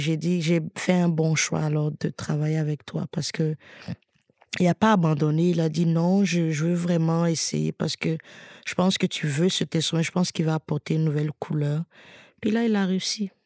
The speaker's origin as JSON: {"language": "French", "country": "Côte d’Ivoire", "said": "je suis originaire de Côte d'Ivoire, j'écris souvent beaucoup de chansons sur mon pays, mes origines"}